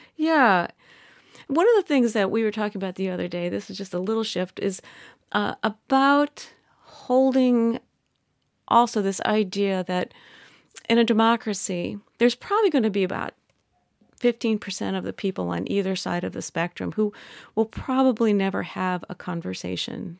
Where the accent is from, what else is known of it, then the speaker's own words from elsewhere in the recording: Midwest, United States; I'm from the Midwest